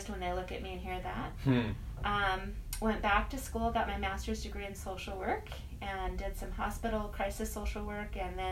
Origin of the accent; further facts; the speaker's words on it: Colorado, United States; moved away as an adult; now in Seattle, United States; I was born and raised in Colorado, came out to Seattle right after undergraduate school